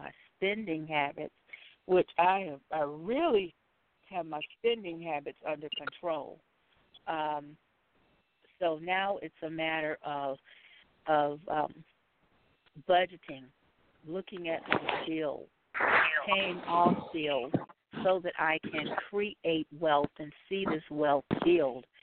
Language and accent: English; South Carolina, United States; I'm from South Carolina